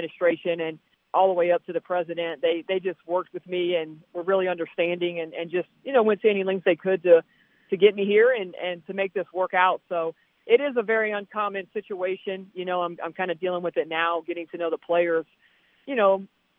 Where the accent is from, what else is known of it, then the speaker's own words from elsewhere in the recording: New Orleans, Louisiana, United States; accent: Southern; now in Utah, United States; I am from Louisiana